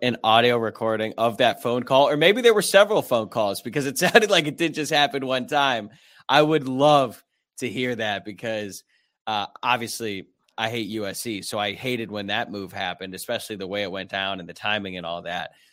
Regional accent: Louisville, Kentucky, United States; moved away as an adult; also born or lived in Cleveland, Ohio; now in Los Angeles, United States; I'm from there. Uh, I moved from Cleveland to Louisville and, you know, went to junior high and high school there

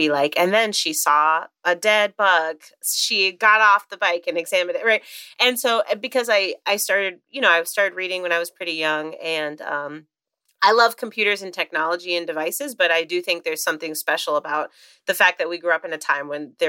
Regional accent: Chicago, Illinois, United States; I grew up in Chicago where I live now as well.

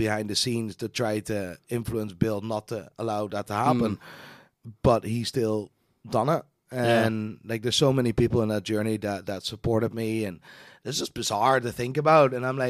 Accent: Amsterdam, North Holland, Netherlands; English is a second language; now in Belfast, United Kingdom; Born and raised in Amsterdam.

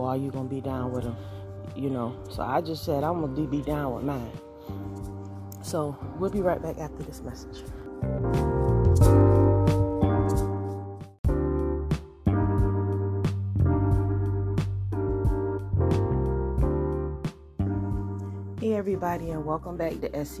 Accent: Georgia, United States; I am from Georgia

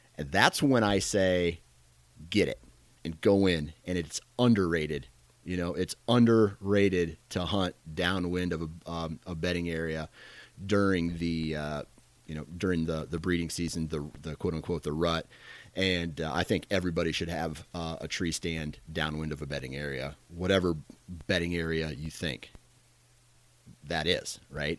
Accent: Iowa, United States; I am from Iowa.

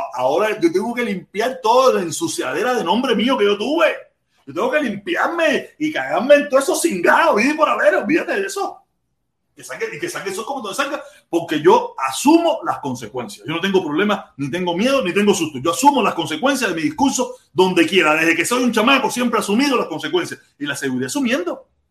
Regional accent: Pinar del Río, Cuba; moved away; yo soy pinareño

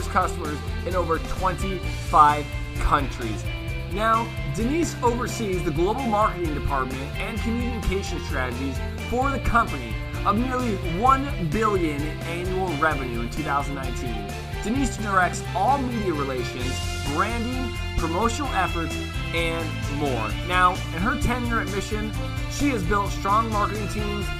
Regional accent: West Coast, United States; I'm from the West Coast.

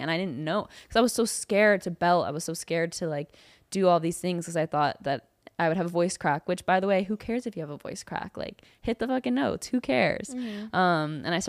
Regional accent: California, United States; … was like what I grew up. Because I'm from the Bay Area.

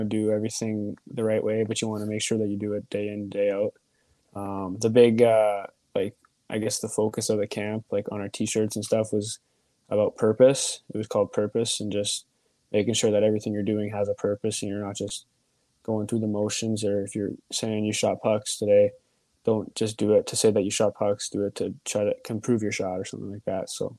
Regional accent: Vancouver, British Columbia, Canada; moved away as an adult; also born or lived in United States; now in Texas, United States; when we moved to Vancouver

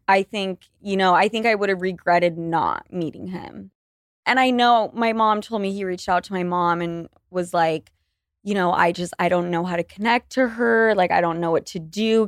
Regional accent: Utah, United States; now in New York City, United States; I was born and raised in Utah

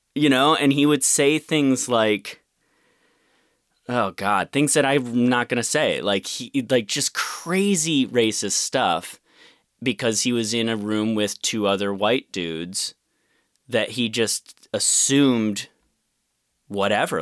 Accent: Rochester, United States; I grew up mostly in Rochester

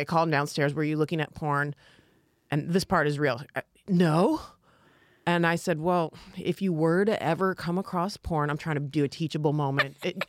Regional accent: south of Detroit, Michigan, United States; I'm from south of Detroit.

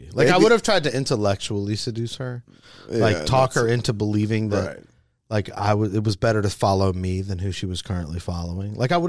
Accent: Augusta, Georgia, United States; moved away as an adult; also born or lived in Atlanta, Georgia; I grew up in Augusta, Georgia, which is about 2.5 hours from Atlanta.

